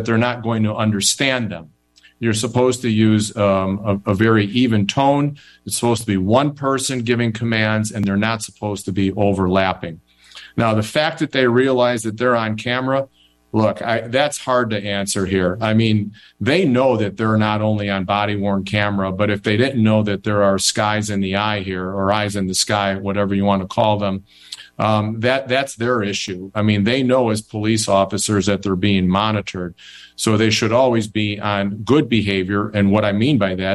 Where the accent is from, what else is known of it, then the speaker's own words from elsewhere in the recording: Chicago, Illinois, United States; I am a Chicago guy. You bet. I grew up in Chicago, went to school in Chicago.